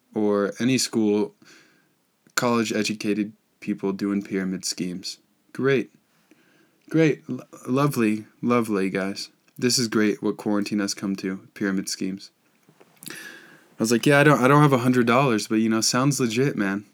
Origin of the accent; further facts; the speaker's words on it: Boulder, Colorado, United States; I'm from Boulder